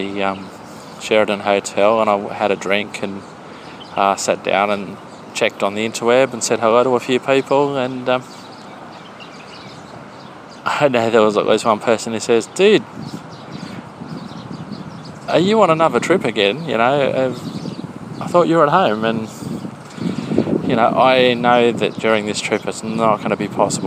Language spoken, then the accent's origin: English; Australia; being an Australian